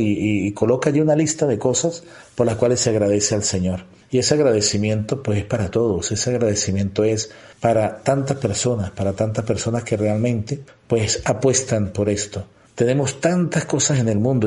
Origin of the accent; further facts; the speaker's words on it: Venezuela; nuestra cultura, nuestra sociedad, nuestro gentilicio de Venezuela